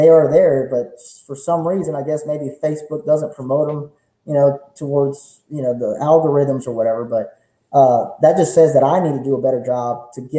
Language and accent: English; Beaumont, Texas, United States; I was raised in Old Town